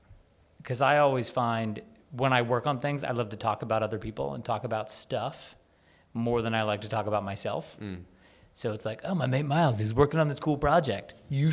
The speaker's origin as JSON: {"language": "English", "country": "United States", "said": "I'm American"}